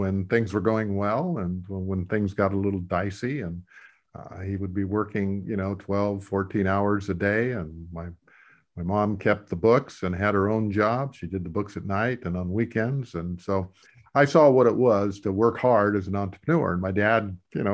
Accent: a little town in South Dakota, United States; I come from the Midwest, a little town in South Dakota. When I grew up, it was about 3,000 to maybe 3,500 people.

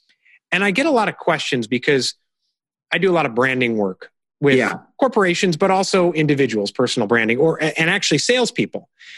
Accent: Chicago, Illinois, United States; now in Charleston, United States; We're originally from Chicago

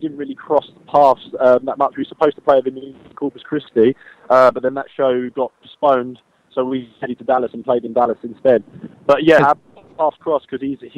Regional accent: London, United Kingdom; that's where I was born and bred

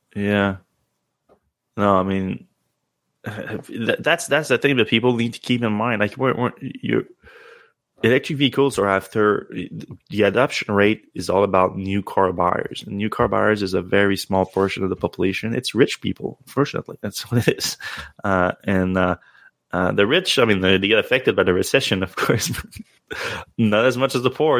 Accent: Canada; as a Canadian

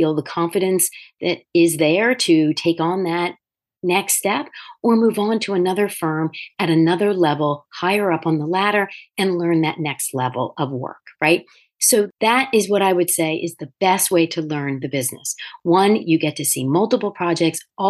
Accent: Delaware, United States; also born or lived in Manhattan, New York; When I moved out of Manhattan and back to my home state of Delaware

